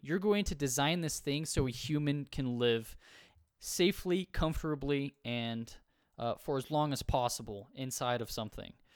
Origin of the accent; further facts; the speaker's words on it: United States; I'm from the United States